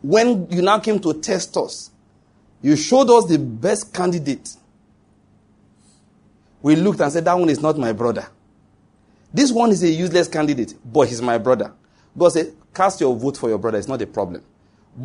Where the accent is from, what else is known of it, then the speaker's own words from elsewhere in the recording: Nigeria; as a Nigerian